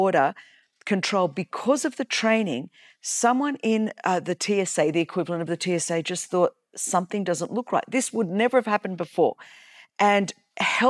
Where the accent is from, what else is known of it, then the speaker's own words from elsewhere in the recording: Australia; I was born in Australia.